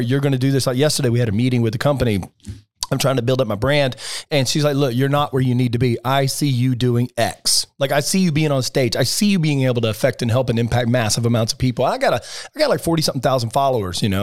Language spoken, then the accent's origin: English; Alabama, United States; now in Palm Beach, United States; I grew up in Alabama, pretty sheltered